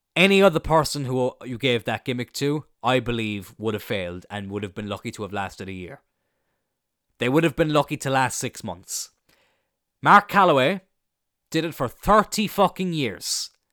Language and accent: English; Ireland; I'm Irish